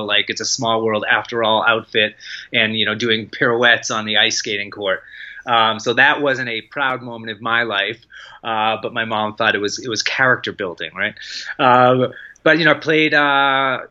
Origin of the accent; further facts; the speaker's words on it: Lexington, Massachusetts, United States; I grew up in Lexington, Massachusetts